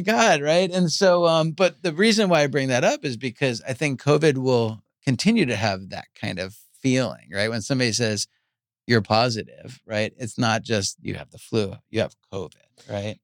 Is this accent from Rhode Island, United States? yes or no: no; Long Island, New York, United States; Island is where I grew up.